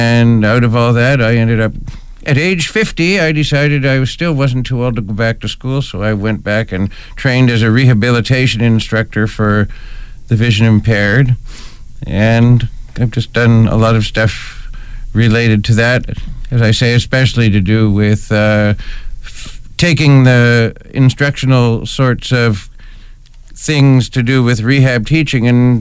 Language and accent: English; Ontario, Canada; moved away as an adult; also born or lived in Toronto; I was originally from Ontario, but I retired in 2014. I used to be a rehabilitation teacher in Toronto